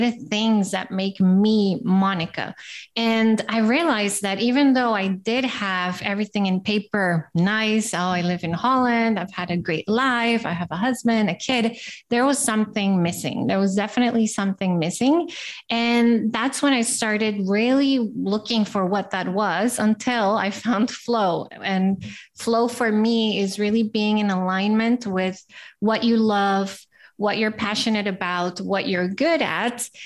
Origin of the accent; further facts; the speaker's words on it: Costa Rica; also born or lived in Brazil; now in Amsterdam, Netherlands; uh, I am from Costa Rica and I lived in Brazil.